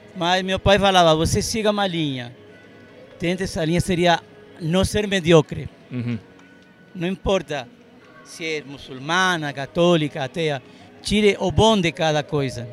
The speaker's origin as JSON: {"language": "Portuguese", "country": "Argentina", "tie": "born or raised there", "also_born_or_lived": "Santa Maria, Brazil", "moved": "as an adult", "lives_now": "Brazil", "said": "Eu sou libanês criado na Argentina"}